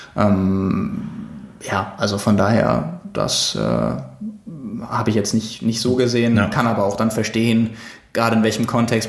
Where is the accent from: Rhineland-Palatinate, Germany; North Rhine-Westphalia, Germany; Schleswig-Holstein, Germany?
Schleswig-Holstein, Germany; Lübeck; now in Hamburg, Germany; ich komme aus Lübeck